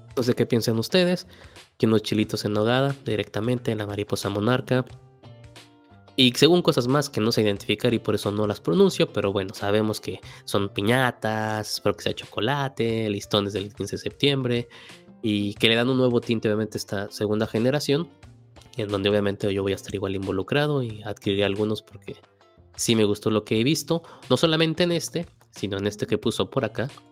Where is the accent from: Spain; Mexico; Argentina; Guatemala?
Mexico; como mexicanos